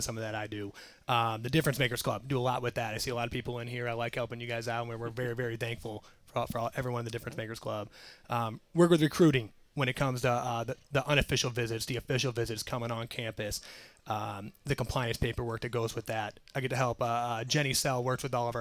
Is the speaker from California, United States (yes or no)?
no; Chicago, Illinois, United States; moved away as an adult; now in Brookings, United States; From Chicago, Illinois. Went to Mount Carmel High School